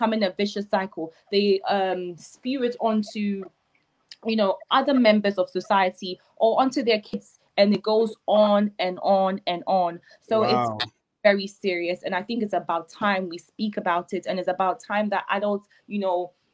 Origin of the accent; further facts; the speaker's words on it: Ghana; moved away; growing up in Ghana